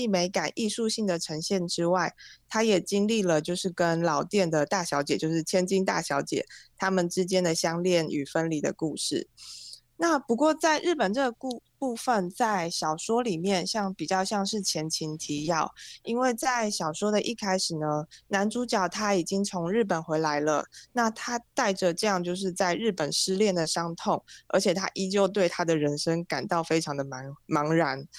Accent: Taichung, Taiwan; 我是百分之百，就是一百 percent 的台中人，因为我从出生到现在，然后不管是求学或是工作阶段，我其实都没有离开过台中，就是有点 有点久了啦，就是一直都在台中

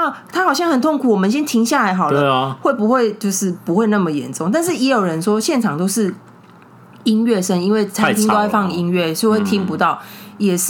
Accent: Taiwan; 因为像我们台湾人走路，虽然我自己是很严守，我就是会靠右的那种人

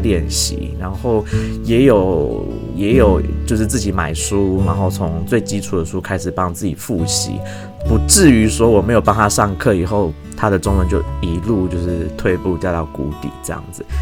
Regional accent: Taichung, Taiwan; 我身为土生土长的台中人，但是我是一个台中人，很多地方都没去过的人

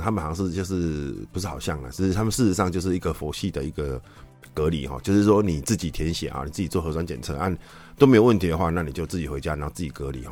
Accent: Taiwan; 我们台湾人

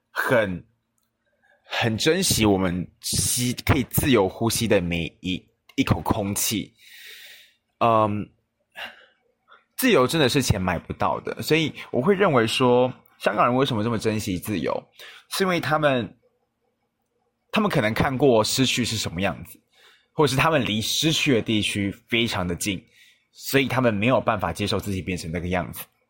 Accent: Taoyuan, Taiwan; 我回桃园的，就是回我的家乡的频率非常的低

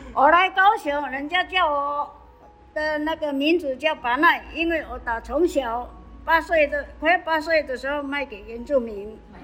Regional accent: Yuchi, Nantou County, Taiwan; also born or lived in Taitung; now in Kaohsiung, Taiwan; 我的家乡生活的地方是在南投的鱼池乡

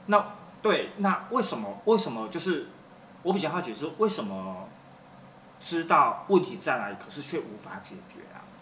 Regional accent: Taiwan; 我们台湾人普遍长辈会，习惯会，就是，比如说我们小时候犯错了，被打了

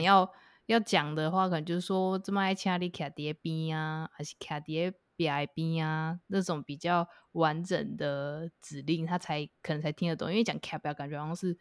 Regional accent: Tainan, Taiwan; 因为我从小就在台南长大，所以我自己学习台语跟，呃，讲台语的机会比较多

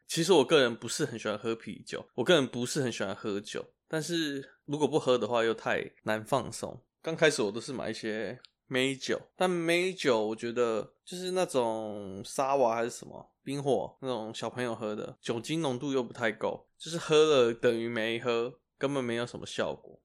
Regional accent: Taiwan; 我们台湾人

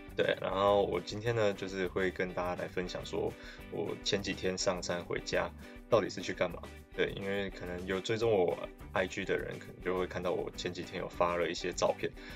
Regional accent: Taiwan; 我可以对我家乡过去发展的历史更了解一点，以及等于就是对我的家乡这一块土地更亲近的那种感觉

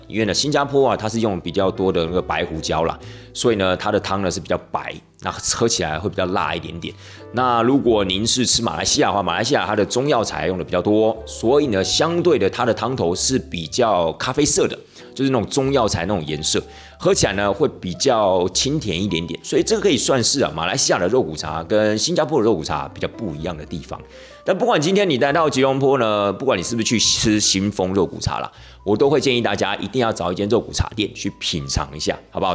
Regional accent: Taiwan; 我们台湾人有时候过年的时候要吃那个什么， 呃，年糕啊， 步步高升啊

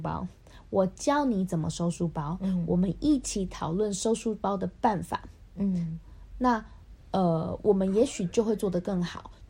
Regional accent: Taipei, Taiwan; now in Kaohsiung, Taiwan; 我也是台北出生的啊，

